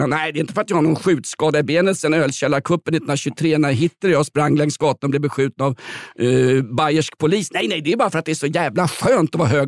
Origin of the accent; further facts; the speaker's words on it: Sweden; Jag är ju svensk, jag blir tokig om folk inte följer regler eller står i rätt kö till Systembolaget